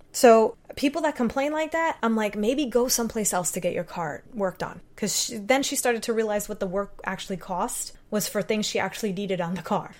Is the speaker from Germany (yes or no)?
no; Puerto Rico; I'm Puerto Rican.